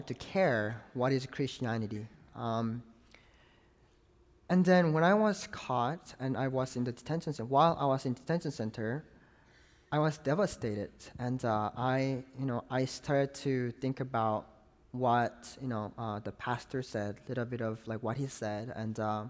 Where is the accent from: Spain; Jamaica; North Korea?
North Korea; moved away; also born or lived in China; I'm from North Korea